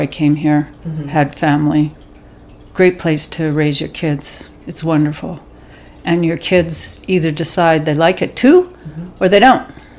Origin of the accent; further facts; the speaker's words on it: Toronto, Ontario, Canada; moved away; also born or lived in Bulkley Valley, Canada; growing up in Toronto, we had a farm in the Niagara Peninsula.